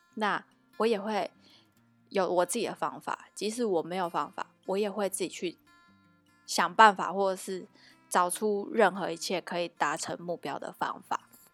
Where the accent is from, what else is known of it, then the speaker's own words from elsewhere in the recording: Tainan, Taiwan; moved away as an adult; also born or lived in Taipei; 以我一个台南人的，的看法啦